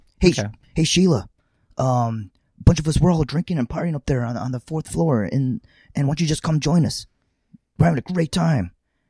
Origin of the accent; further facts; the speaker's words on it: Buffalo, New York, United States; I grew up outside of Buffalo.